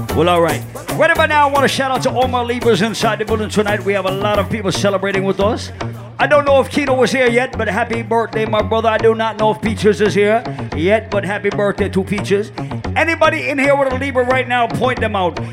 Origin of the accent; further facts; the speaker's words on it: Rhode Island, United States; Rhode Island, my hometown, my family